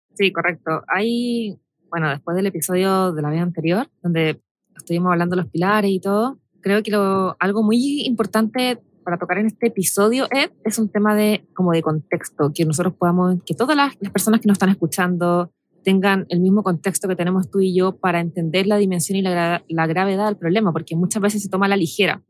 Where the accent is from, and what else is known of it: Chile